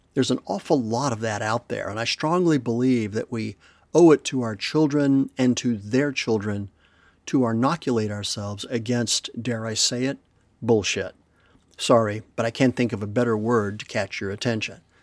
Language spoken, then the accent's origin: English; Madrid, Community of Madrid, Spain; moved away; When I was a kid growing up in Madrid